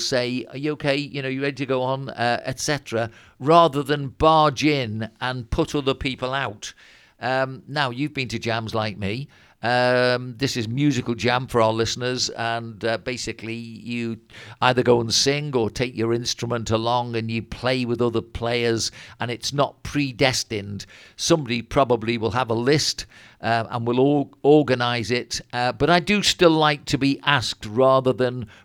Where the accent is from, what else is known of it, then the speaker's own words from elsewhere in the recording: Bebington, North West England, United Kingdom; also born or lived in Birkenhead; when I'd be about 10 and we moved from Birkenhead up to Bebbington